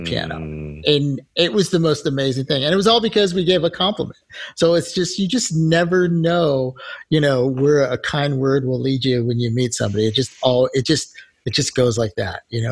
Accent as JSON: {"language": "English", "country": "United States", "said": "we're from America"}